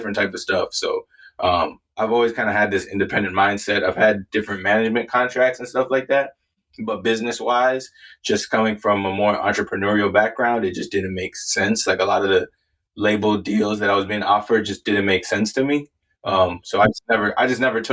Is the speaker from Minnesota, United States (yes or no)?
yes; Minnesota, United States; born or raised there; also born or lived in Canada / Wisconsin